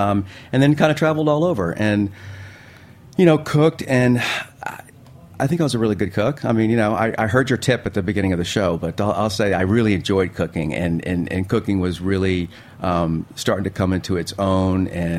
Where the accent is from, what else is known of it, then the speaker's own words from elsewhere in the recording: Virginia, United States; also born or lived in Spain; Yeah, like born in Spain and lived in lots of places and lots of states. And I guess if I had to call a home from a childhood perspective, I'd went to high school all 4 years in Virginia.